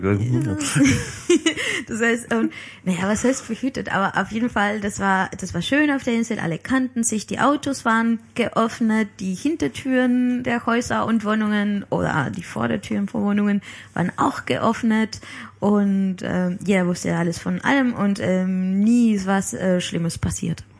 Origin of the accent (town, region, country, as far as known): Palma, Balearic Islands, Spain; born or raised there; German is a second language; moved away